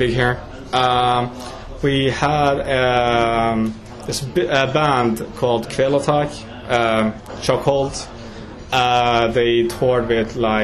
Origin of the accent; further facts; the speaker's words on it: United Kingdom; now in Norway; we're British